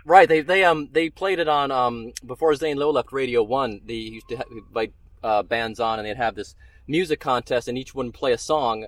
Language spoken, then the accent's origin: English; United States; as an American fan